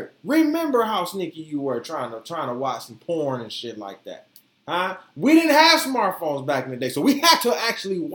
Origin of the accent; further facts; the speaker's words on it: the South, United States; I'm from the South